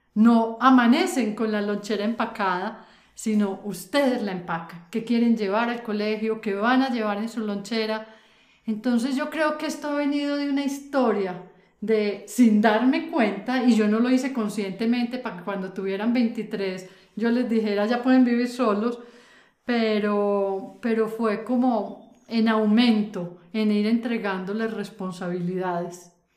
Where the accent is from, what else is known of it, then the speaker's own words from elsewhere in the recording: Antioquia, Colombia; una mujer adulta como soy yo, antioqueña, eh, de familia tradicional, donde en esta tierra paisa